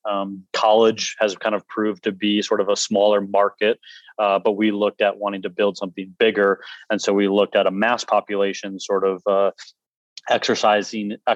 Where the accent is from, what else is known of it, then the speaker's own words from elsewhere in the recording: Red Wing, Minnesota, United States; now in North Carolina, United States; My co-founder, best friend, and I grew up in Red Wing